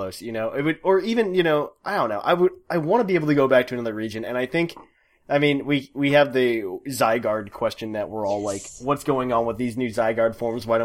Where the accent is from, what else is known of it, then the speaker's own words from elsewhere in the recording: United States; I'm American